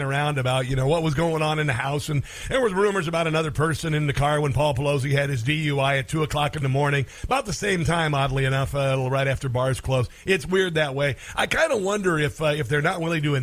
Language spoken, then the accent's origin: English; Iowa, United States; moved away; also born or lived in Maryland; That's my home state, by the way. I'm from Iowa